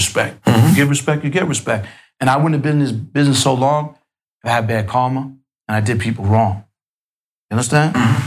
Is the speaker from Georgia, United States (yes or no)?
no; New York City, New York, United States; where I grew up in Queens, wasn't no projects like the Bronx.